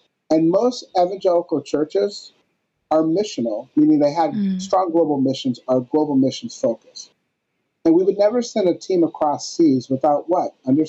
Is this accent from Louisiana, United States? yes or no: no; North Dakota, United States; whenever I tell someone that I grew up in North Dakota